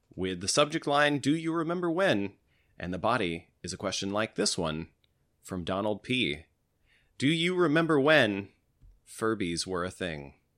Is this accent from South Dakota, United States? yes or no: no; Tennessee, United States; growing up in Tennessee